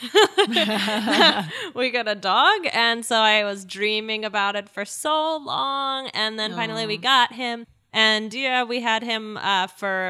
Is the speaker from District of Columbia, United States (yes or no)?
yes; Washington, District of Columbia, United States; moved away as an adult; now in New York, United States; I'm from Washington, D.C. originally, and I moved to New York about 4 years ago.